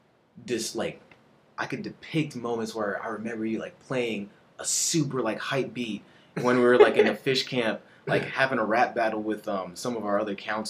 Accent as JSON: {"language": "English", "town": "Houston", "region": "Texas", "country": "United States", "tie": "born or raised there", "also_born_or_lived": "Placencia, Belize", "said": "the street that I grew up in was in Cyprus. This was whenever I moved to Houston for the first time, and I was around 7 years old, and attending kindergarten, about to go into first grade. I was the only black and Caribbean individual living on that street"}